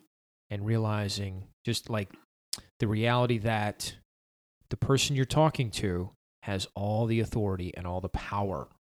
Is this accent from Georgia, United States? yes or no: no; Summerville, South Carolina, United States; Because growing up in Somerville, all the stations are way down in Mount Pleasant and Charleston.